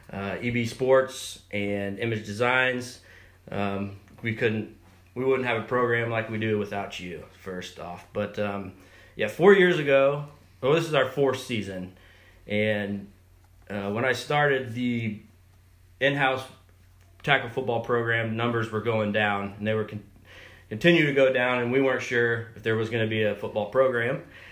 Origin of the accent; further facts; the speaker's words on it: Aledo, Illinois, United States; moved away as an adult; also born or lived in Aurora, Illinois / Raleigh, North Carolina; now in North Carolina, United States; I'm from Illinois. I grew up in Western Illinois in a small town called Aledo, Illinois. And I went to Aurora University.